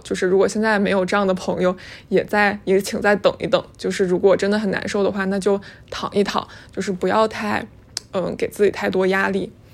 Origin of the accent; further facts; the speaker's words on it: Northeast China, China; moved away as an adult; also born or lived in Boston, United States; now in Hong Kong; 作为一个东北人四处被歧视的这种经历